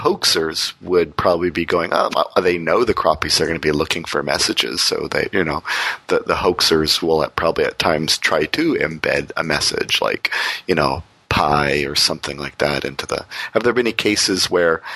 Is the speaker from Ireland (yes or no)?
no; Windsor, Ontario, Canada; my hometown Windsor, sort of out in the county